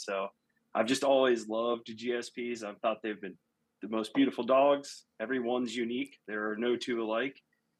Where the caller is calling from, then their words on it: Louisville, Ohio, United States; I am Northeast Ohio, a little town called Louisville